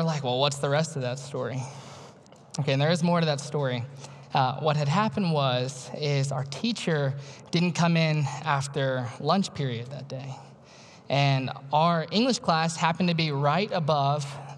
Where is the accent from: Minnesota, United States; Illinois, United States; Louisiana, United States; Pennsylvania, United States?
Louisiana, United States; moved away as an adult; I was born and raised in Louisiana, way down south